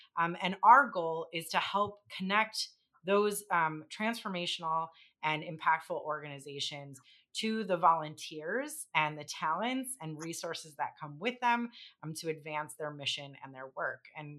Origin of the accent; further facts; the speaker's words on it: Chicago, Illinois, United States; I'm from Chicago's Northwest Side. Grew up in the Logan Square Humboldt Park community. Third generation resident of that area. And only recently just moved out of the neighborhood